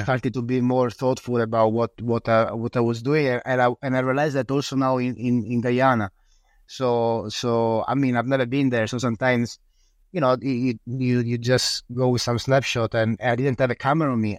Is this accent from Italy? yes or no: yes; northern Italy, Italy; also born or lived in Sicily / Udine; now in Friuli, Italy; I was born in Sicily in a small in a small village and then I grew up in the north of Italy in a small village